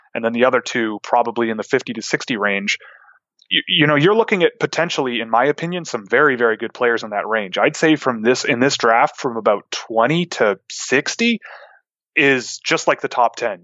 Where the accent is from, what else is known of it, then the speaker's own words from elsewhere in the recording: Toronto, Ontario, Canada; since I'm from Toronto